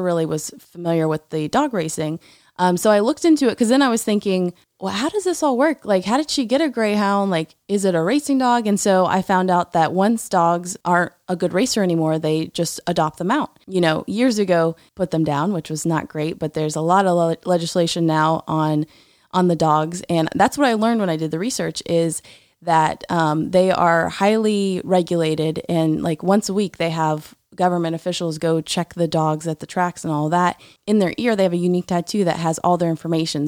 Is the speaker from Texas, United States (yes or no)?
no; Tallahassee, Florida, United States; I grew up in a neighborhood in Tallahassee